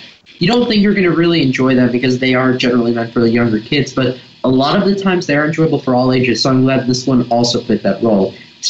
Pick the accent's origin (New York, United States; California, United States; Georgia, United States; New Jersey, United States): California, United States; Los Angeles; from Los Angeles, and you're listening to Kids First Coming Attractions.